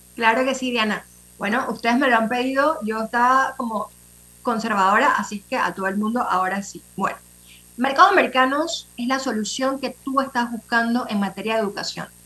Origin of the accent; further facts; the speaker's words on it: Panama; como panameños